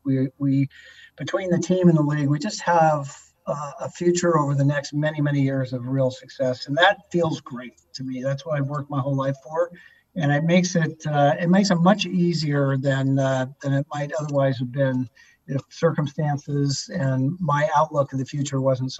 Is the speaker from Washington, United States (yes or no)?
yes; Seattle, Washington, United States; a kid growing up in Seattle who just loved sports